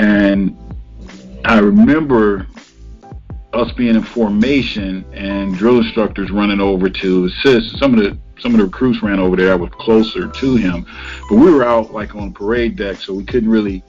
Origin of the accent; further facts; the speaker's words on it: Cleveland, Ohio, United States; I'm from Cleveland, and I'm from definitely an urban area, so the hood